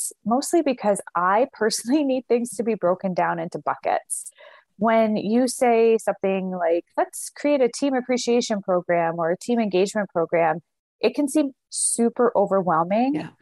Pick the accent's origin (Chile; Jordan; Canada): Canada; We're Canadian